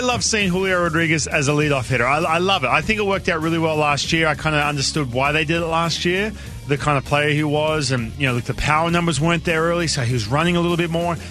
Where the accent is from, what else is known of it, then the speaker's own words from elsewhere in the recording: Australia; growing up in Australia